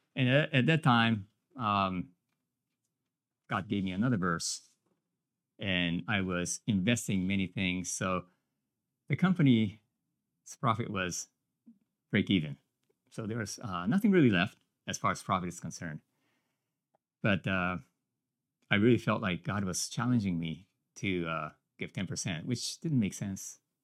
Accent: Japan; moved away as an adult; now in United States; I came from Japan

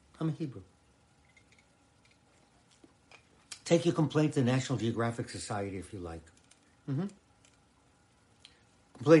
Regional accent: Boston, Massachusetts, United States; moved away; I grew up in Boston

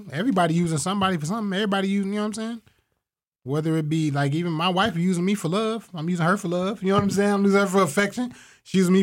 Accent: Toledo, Ohio, United States; I was raised in Toledo

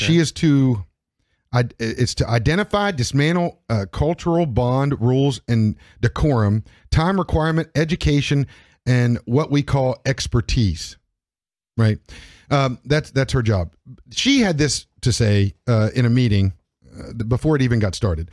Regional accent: United States; I identify as an American

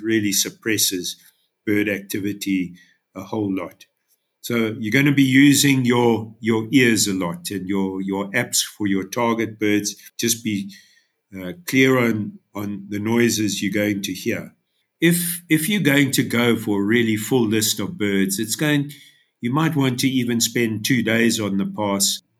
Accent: Durban, KwaZulu-Natal, South Africa; now in Underberg, South Africa; I was born and bred in Durban

